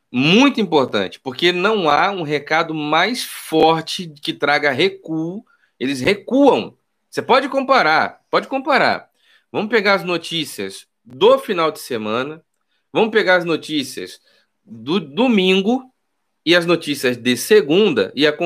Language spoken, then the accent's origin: Portuguese; Rio de Janeiro, Brazil; also born or lived in Nova Iguaçu; Sou nascido e criado no Rio de Janeiro, morei, nasci no Irajá, morei em Nova Iguaçu, foi capa de jornais e revistas como um dos lugares mais perigosos e violentos do Brasil